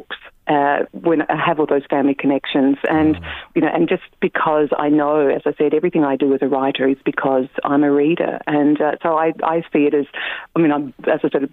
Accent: Clare, South Australia, Australia; moved away as an adult; now in Ireland; my hometown of Clare in South Australia

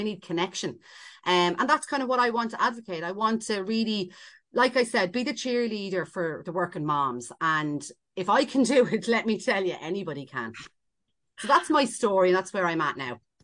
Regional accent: Ireland; we're so Irish

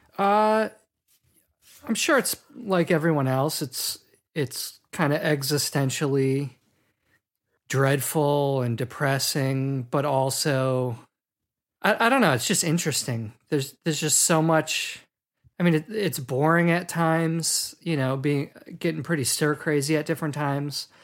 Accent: Milwaukee, Wisconsin, United States; I'm from Milwaukee, Wisconsin, which is, like, an hour and a half north of Chicago

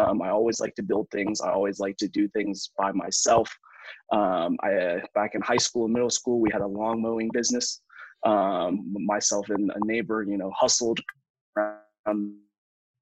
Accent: the South, United States; moved away; I grew up in the South in America.

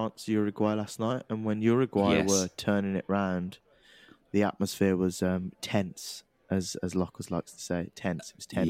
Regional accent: Birmingham, West Midlands, United Kingdom; I was born in the QE in Harborne, so I would say I am a Brummie to Londoners.

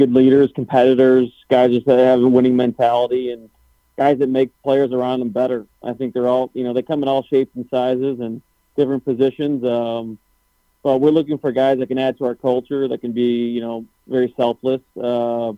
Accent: St. Louis, Missouri, United States; I've born and raised in St. Louis, so never really left

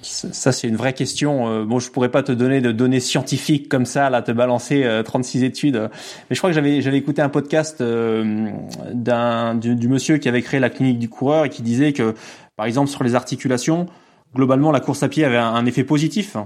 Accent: Lower Normandy, France; moved away as an adult; now in Nîmes, France; J'habite dans le sud de la France, du côté de Nîmes, même si je suis normand à l'origine, fier de l'être.

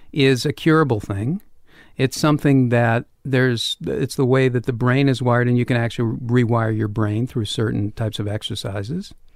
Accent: Boston, Massachusetts, United States; I grew up in Boston

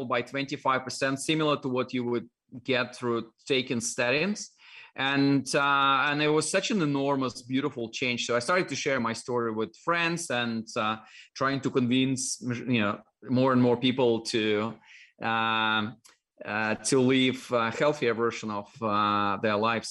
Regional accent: Dalnegorsk, Primorsky Krai, Russia; accent: Russian; English is a second language; moved away; My hometown was like on the shore of Japanese Sea, really, really far east, close to Japan, China

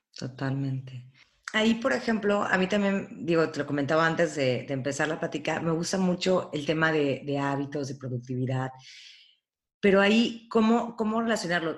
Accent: Veracruz, Mexico; yo crecí en Veracruz y me he quedado en Veracruz

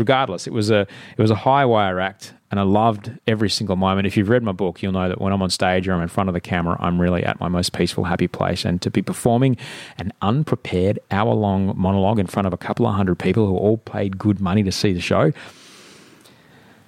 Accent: Brisbane, Queensland, Australia; born or raised there

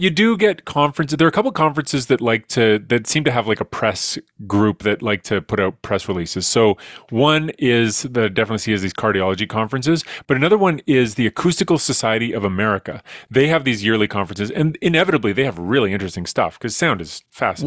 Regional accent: Edmonton, Alberta, Canada; I'm from Edmonton

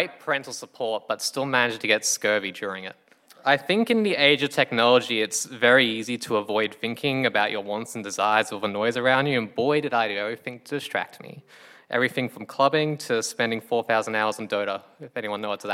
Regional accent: Townsville, Queensland, Australia; moved away as an adult; now in Brisbane, Australia; I'm from Townsville.

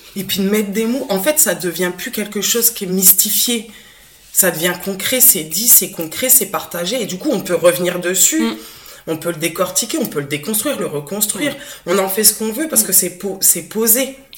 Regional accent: Picardy, Hauts-de-France, France; moved away as an adult; now in Béziers, France; Je suis picarde, donc j'ai pas l'accent du sud. Euh, je suis arrivée dans le sud il y a quelques années

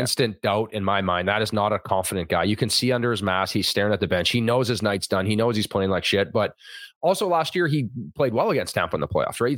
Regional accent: Thunder Bay, Ontario, Canada; I grew up in Thunder Bay, Ontario.

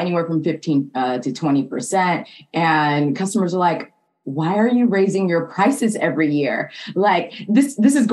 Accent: Atlanta, Georgia, United States; moved away as an adult; also born or lived in Japan; now in California, United States; I'm originally from Atlanta, Georgia

